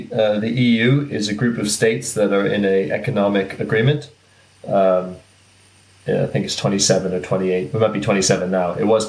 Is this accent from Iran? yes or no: no; Toronto, Ontario, Canada; moved away as an adult; now in Bournemouth, United Kingdom; Being Canadian, being from Toronto, I love the multicultural thing.